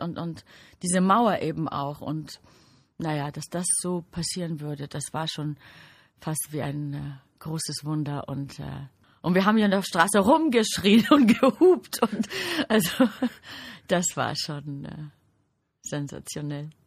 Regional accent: Greece; now in Germany; Ich bin natürlich in Griechenland geboren

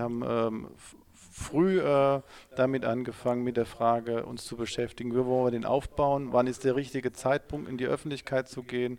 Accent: Mannheim, Baden-Württemberg, Germany; also born or lived in Ladenburg; ich komme ja aus, aus Mannheim

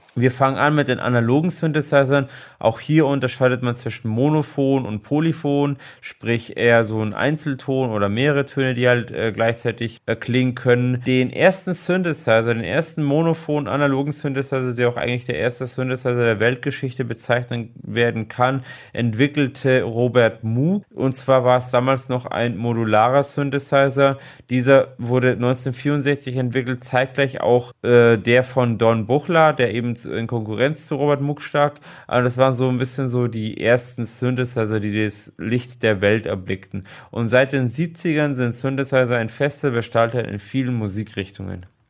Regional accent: Germany; bei uns in Deutschland

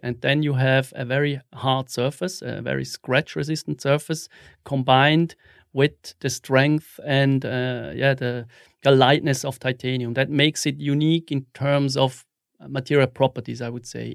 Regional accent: Wil, St. Gallen, Switzerland; also born or lived in Zurich; I was born in, in Wiel, which is a, a small city in the canton of Sankt Gallen

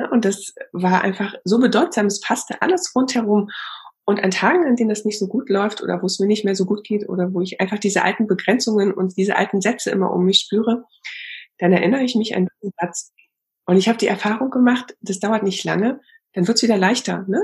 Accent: East Germany, Germany; Ich bin auch in der DDR aufgewachsen.

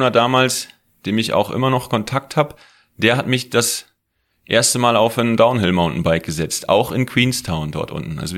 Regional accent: Emsland, Lower Saxony, Germany; moved away as an adult; also born or lived in Paderborn; now in Garmisch-Partenkirchen, Germany; als ich von zu Hause aus dem Emsland äh, zum Studieren nach Paderborn gegangen bin

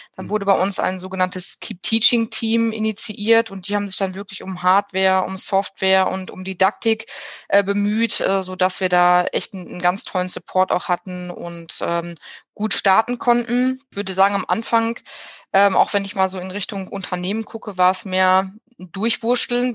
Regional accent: Bielefeld, North Rhine-Westphalia, Germany; Ich bin geboren in Bielefeld, und auch aufgewachsen in Bielefeld

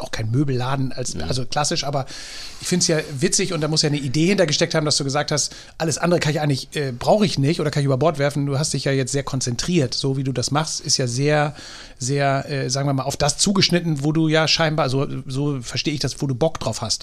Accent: Drochtersen, Lower Saxony, Germany; ich komme aus Drochtersen auf der anderen Elbseite ja. oder Landkreis Stade

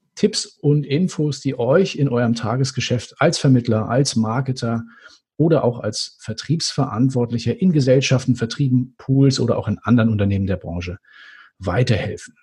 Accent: Northern Germany, Germany; ich als Norddeutscher

